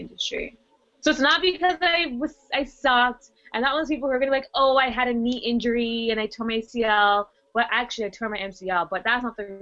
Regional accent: Toronto, Ontario, Canada; I'm from Toronto. I'm Canadian, but I have Trinidadian descent

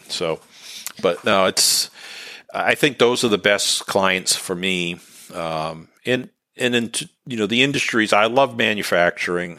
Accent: New England, United States; accent: New England; my New England accent

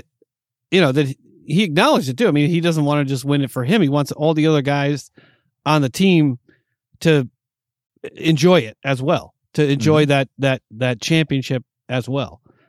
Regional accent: East Coast, United States; Because I came from the East Coast, man. I had East Coast pride

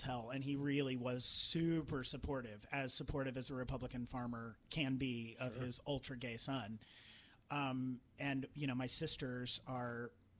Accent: Trenton, Missouri, United States; moved away; my hometown. I felt very. Which was where? Trenton, Missouri.

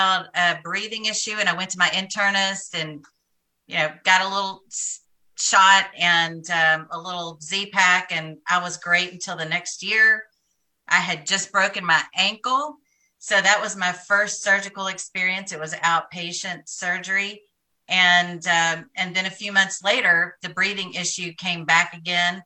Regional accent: Knoxville, Tennessee, United States; moved away as an adult; now in Nashville, United States; I've lived in Nashville for 30 years. I'm from Knoxville, Tennessee. And after college, I settled in Nashville

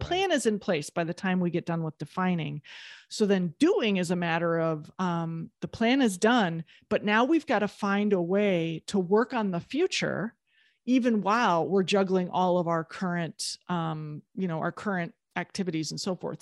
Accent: Midwest, United States; I'm from the Midwest, you know, like, you have to shovel your own sidewalk.

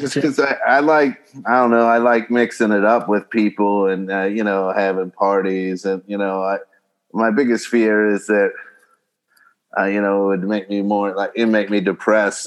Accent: Kentucky, United States; now in Los Angeles, United States; I'm from uh, Kentucky originally

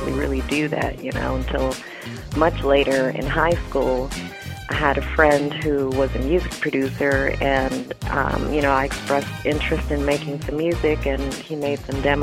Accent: San Francisco, California, United States; now in Los Angeles, United States; I was born and raised in San Francisco, although my family is really from New Orleans

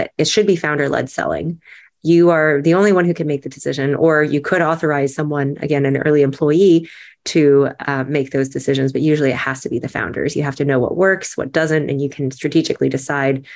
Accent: United States; as an American

